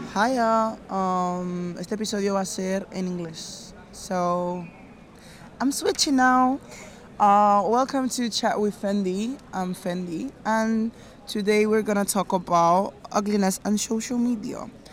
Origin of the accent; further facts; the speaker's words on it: Nigeria; I'm Nigerian